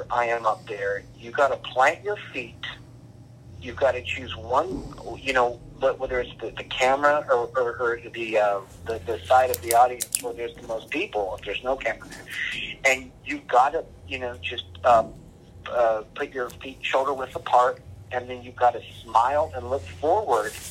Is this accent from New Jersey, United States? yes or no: no; San Antonio, Texas, United States; first language English; Where I grew up in San Antonio, I spoke a little bit of Spanish